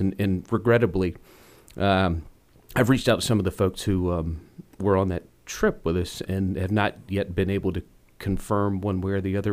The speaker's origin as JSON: {"language": "English", "town": "Rock Hill", "region": "South Carolina", "country": "United States", "tie": "born or raised there", "said": "I grew up in Rock Hill."}